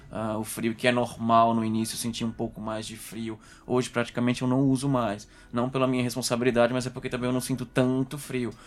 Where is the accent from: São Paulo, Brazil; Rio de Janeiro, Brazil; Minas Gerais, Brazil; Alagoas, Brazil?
Alagoas, Brazil; Maceió; moved away as an adult; now in Coimbra, Portugal; eu sou de Maceió, Alagoas, Nordeste